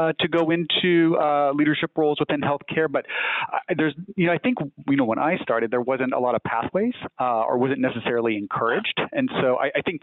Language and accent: English; just outside San Bernardino, Southern California, United States; now in Northern California, United States; I am from Southern California originally. So just outside of San Bernardino